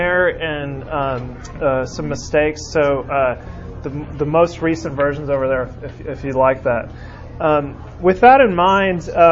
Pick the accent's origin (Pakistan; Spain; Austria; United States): United States; California; now in Birmingham, United States; growing up in California